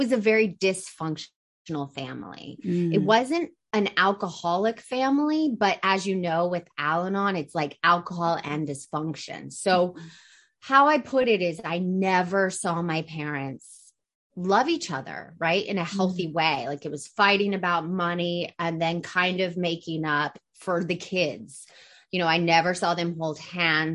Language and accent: English; Atlanta, Georgia, United States; I grew up in Atlanta, Georgia, in a family of, you know, they're from New York, but they moved to Atlanta.